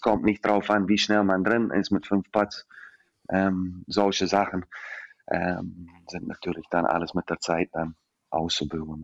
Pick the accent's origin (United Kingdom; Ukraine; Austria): United Kingdom; Scotland; German is a second language; now in Germany; als alte Schotte